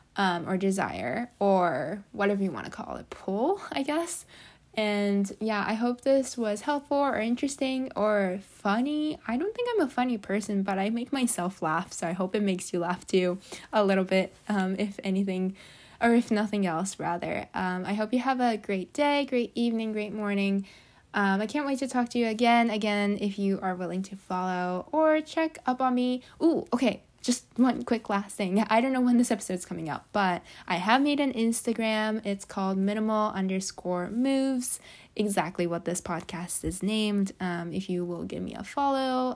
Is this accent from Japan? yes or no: yes; Japan; moved away; I come from Japan, which is where we have a lot of earthquakes